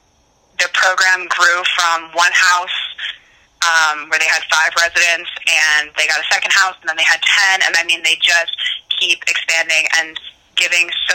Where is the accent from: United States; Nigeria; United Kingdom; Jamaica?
United States; Pennsylvania; moved away as an adult; also born or lived in New Jersey; I was from Pennsylvania